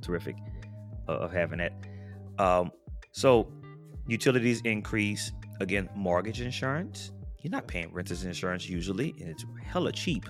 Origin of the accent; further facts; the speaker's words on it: New Orleans, Louisiana, United States; Now, I grew up in New Orleans. Hurricanes happen all the time. New Orleans is also below sea level.